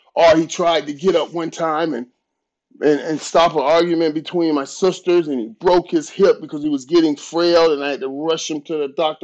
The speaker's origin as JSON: {"language": "English", "town": "Fort Lauderdale", "region": "Florida", "country": "United States", "tie": "born or raised there", "said": "I grew up in Fort Lauderdale. Fort Lauderdale. I'm, I'm Fort Lauderdale"}